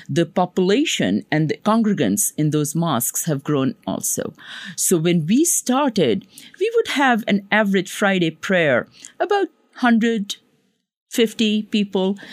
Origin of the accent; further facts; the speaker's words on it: Pakistan; now in Long Island, United States; I come from Pakistan